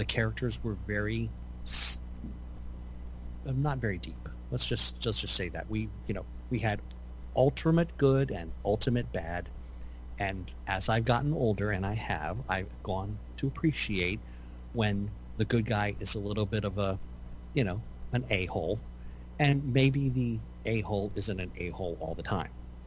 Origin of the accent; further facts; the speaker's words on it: Baltimore–Washington metropolitan area, United States; we are from the Washington metropolitan area, Baltimore, Washington metropolitan area